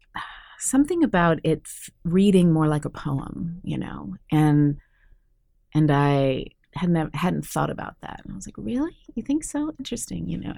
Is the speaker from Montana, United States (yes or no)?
no; Santa Cruz, California, United States; I was basically born and raised in Santa Cruz, California in the 70s